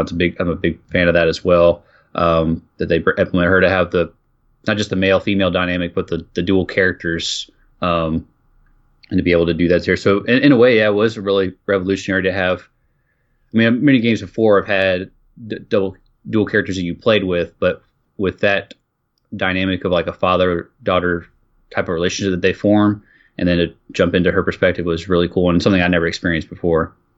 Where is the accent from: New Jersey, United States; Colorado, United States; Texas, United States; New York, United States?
Texas, United States; Austin; I'm playing, like, in my hometown here